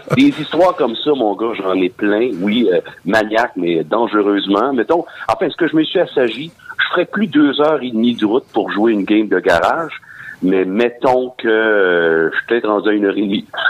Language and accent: French; Sorel, Quebec, Canada; moved away as an adult; je suis originaire de Sorel